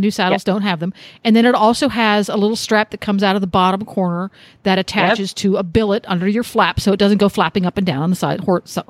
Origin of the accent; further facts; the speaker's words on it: Mid-Atlantic area, United States; now in Ocala, United States; growing up in Pony Club, our take on it where we were in the Mid-Atlantic area